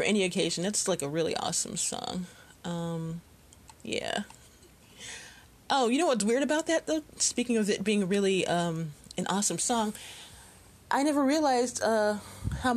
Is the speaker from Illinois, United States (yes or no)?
yes; Chicago, Illinois, United States; I grew up in Chicago